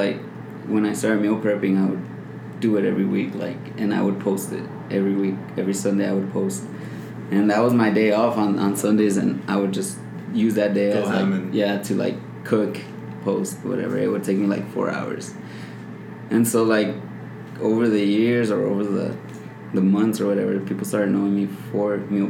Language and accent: English; El Paso, Texas, United States; here in El Paso.